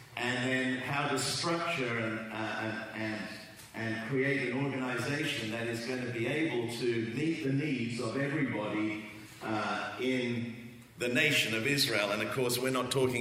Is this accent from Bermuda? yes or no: no; England, United Kingdom; also born or lived in Australia; now in Southern California, United States; you can tell by my accent that I'm not a Californian. And grew up in England, lived for 30 plus years in Australia